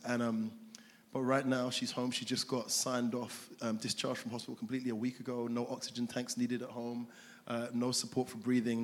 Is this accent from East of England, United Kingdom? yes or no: no; London, United Kingdom; moved away as an adult; now in Greater Manchester, United Kingdom; I'm from South London, Crystal Palace